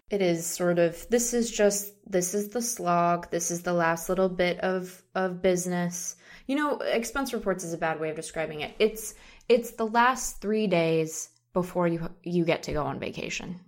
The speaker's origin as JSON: {"language": "English", "town": "Seattle", "region": "Washington", "country": "United States", "said": "we're from Seattle."}